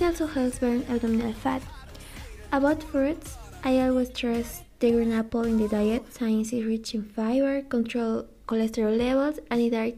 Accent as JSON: {"language": "English", "country": "Mexico", "said": "That's what we are from Mexico."}